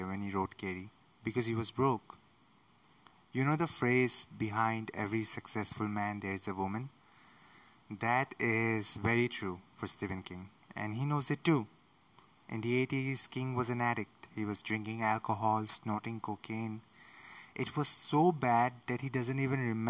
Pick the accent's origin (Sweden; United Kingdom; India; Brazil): India; I'm from India